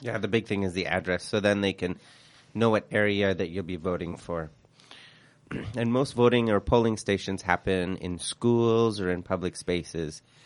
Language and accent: English; Vancouver, British Columbia, Canada; also born or lived in Quebec; we came, we came to B C and I grew up in Vancouver